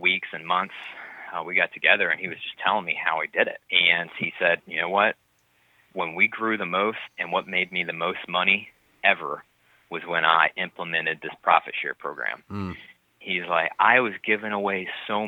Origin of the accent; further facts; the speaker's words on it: New Albany, Indiana, United States; now in Mount Pleasant, United States; where I grew up in New Albany, Indiana